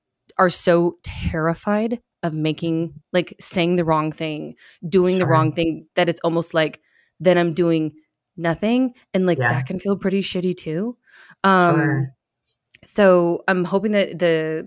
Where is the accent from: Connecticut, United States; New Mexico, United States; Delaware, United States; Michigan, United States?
Michigan, United States; now in Phoenix, United States; I was born in Michigan